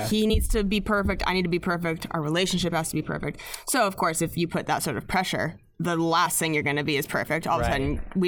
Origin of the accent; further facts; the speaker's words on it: Spokane, Washington, United States; also born or lived in Seattle; now in Los Angeles, United States; Spokane, yeah.